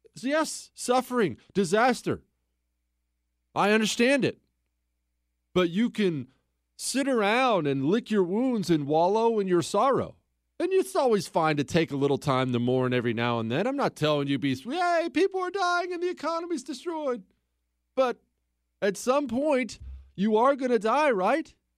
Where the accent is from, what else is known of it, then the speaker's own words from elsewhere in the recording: Bozeman, Montana, United States; moved away; I grew up in Bozeman, Montana